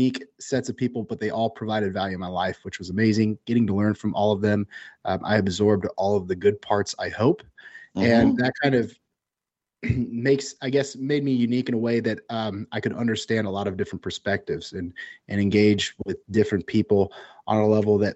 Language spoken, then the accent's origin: English; Central Valley, California, United States; I grew up in the Central Valley of California